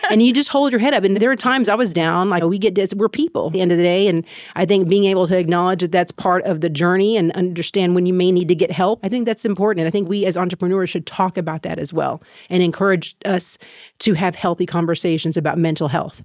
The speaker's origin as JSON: {"language": "English", "town": "Waco", "region": "Texas", "country": "United States", "tie": "born or raised there", "also_born_or_lived": "Thailand", "moved": "as an adult", "said": "I'm a native from Waco, Texas. I grew up there, Mexican American family"}